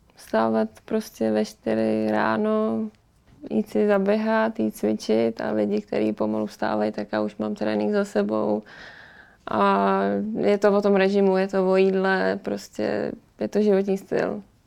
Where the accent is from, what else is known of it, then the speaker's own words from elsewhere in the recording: Pardubice, Pardubice Region, Czechia; jsem z Pardubic